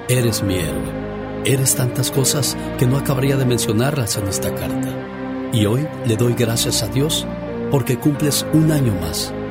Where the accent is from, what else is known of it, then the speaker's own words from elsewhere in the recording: Rayón, San Luis Potosí, Mexico; moved away; porque un día salí de Rayón San Luis Potosí, México. Pero Rayón San Luis Potosí, México, nunca salió de mí.